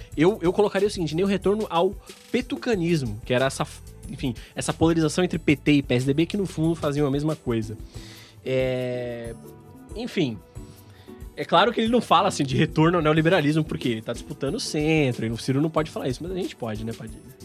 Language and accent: Portuguese; Brazil